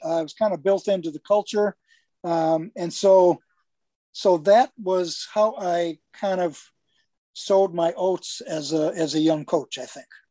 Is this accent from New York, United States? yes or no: no; Milwaukee, Wisconsin, United States; grew up on the east side of Milwaukee